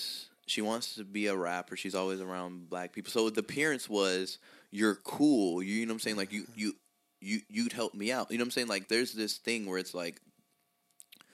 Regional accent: the South, United States; I'm from the South

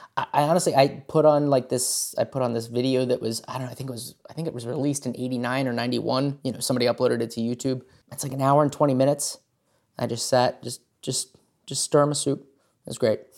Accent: Hagerstown, Maryland, United States; growing up in Hagerstown, we have, uh, the, the Maryland Theater here

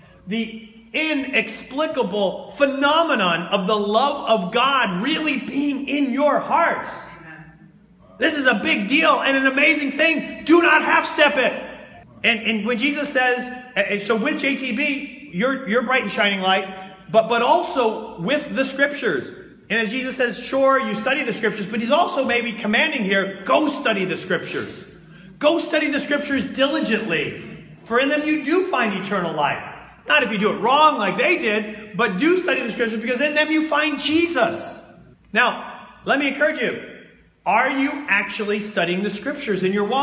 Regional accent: New Jersey, United States; I'm from New Jersey

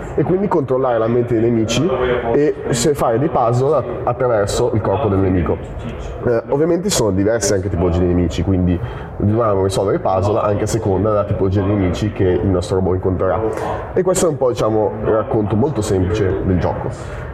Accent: Milan, Lombardy, Italy; che veniamo da Milano

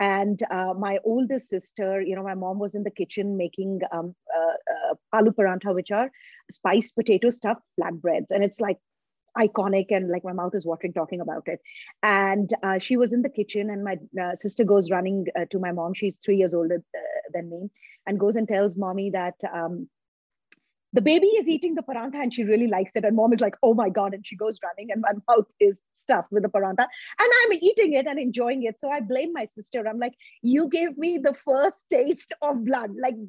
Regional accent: North India, India; So we grew up in a community where our neighbors, like we are from North India, so that's the cuisine that was made at home.

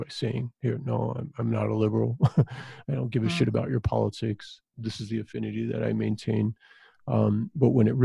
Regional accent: Southwest, United States; growing up in the Southwest

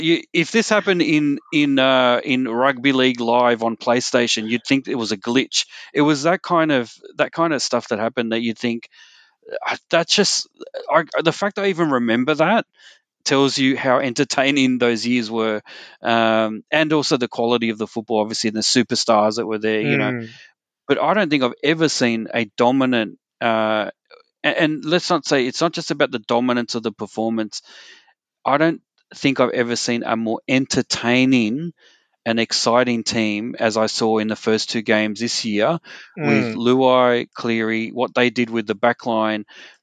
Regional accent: Queensland, Australia; And look, overall, as a Queenslander, you might think that hasn't been very entertaining for me if I'm a Queenslander

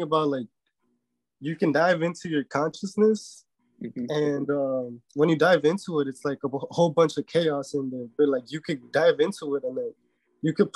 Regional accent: Chicago, Illinois, United States; also born or lived in Mexico; I was born in Chicago, and I've lived my whole life here except for like a year when I went to Mexico, because that's where I'm from. That's where my parents are from.

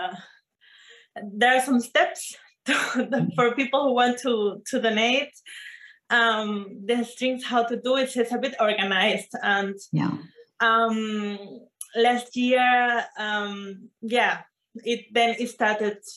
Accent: Venezuela; moved away; I am from Venezuela

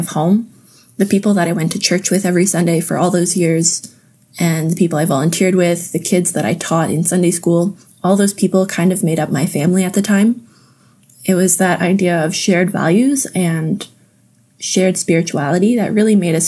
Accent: Napanee, Ontario, Canada; also born or lived in Indonesia; home evolved into the building that I grew up in Napanee

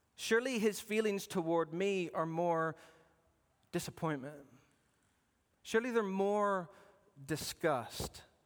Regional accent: Arizona, United States; I was born in Arizona, and Arizona's a big desert

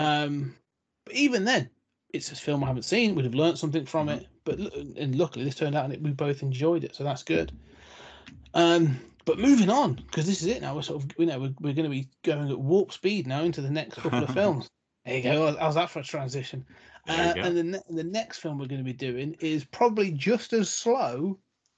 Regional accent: United Kingdom; as the Brit

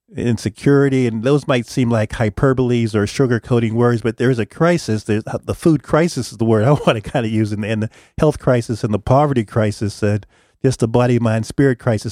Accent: Pittsburgh, Pennsylvania, United States; I'm from Pittsburgh

